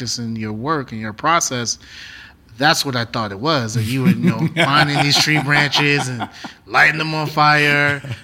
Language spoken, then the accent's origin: English; New York City, New York, United States; also born or lived in Detroit; I'm from the Bronx